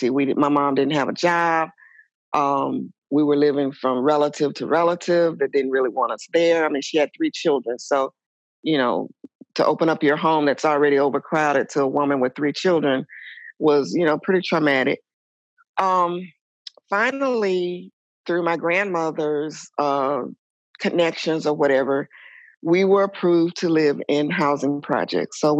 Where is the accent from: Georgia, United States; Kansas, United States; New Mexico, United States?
Georgia, United States; Atlanta; also born or lived in Ohio; I was born in Ohio. Um, our family status was pretty upper middle class. My dad worked. My mom was a stay at home mom. Uh, she was also an abused wife. And so we left Ohio and moved to Atlanta, Georgia